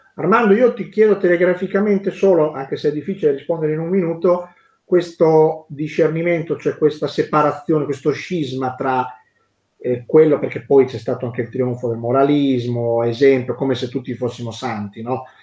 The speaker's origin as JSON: {"language": "Italian", "region": "Emilia-Romagna", "country": "Italy", "said": "sono romagnolo"}